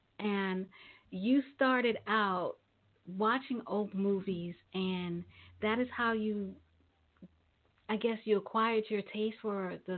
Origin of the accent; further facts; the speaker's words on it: New York City, New York, United States; I'm a Brooklyn native